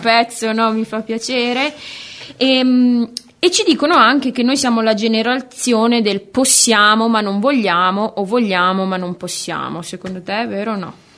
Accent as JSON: {"language": "Italian", "town": "Bologna", "region": "Emilia-Romagna", "country": "Italy", "said": "bolognese doc dell'Ariete, per la precisione bolognese quartiere Mazzini"}